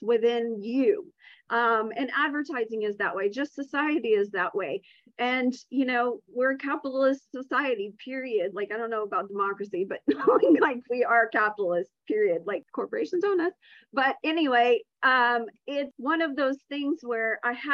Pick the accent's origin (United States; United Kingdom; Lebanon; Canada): United States; the South; I'm also from the South.